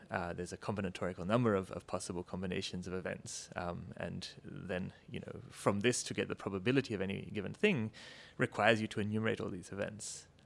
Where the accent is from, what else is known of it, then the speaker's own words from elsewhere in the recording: Australia; moved away as an adult; I'm actually, uh, my accent notwithstanding, Australian originally.